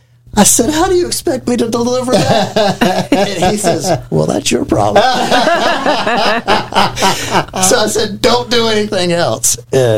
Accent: Chicago, Illinois, United States; I grew up in Chicago, and I worked with the Teamsters Union.

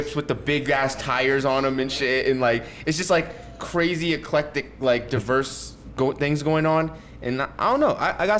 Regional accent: North Carolina, United States; also born or lived in London / Mexico City / Taiwan; I'm from North Carolina. I was born in North Carolina.

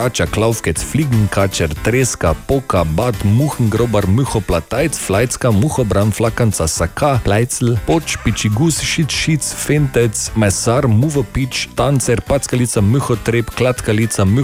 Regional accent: Maribor, Drava, Slovenia; prihajam iz Maribora in mi temu pravimo pičego.

